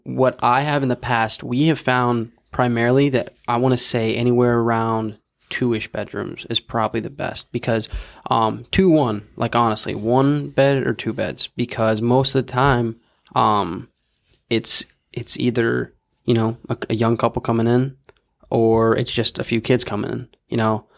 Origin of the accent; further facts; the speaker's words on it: Houston, Texas, United States; I'm from Houston